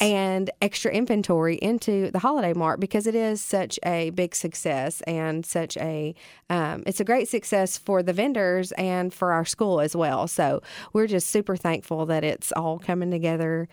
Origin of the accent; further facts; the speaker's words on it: Bolivar, Tennessee, United States; moved away as an adult; also born or lived in Murfreesboro, Tennessee; now in Jackson, United States; I'm from Bolivar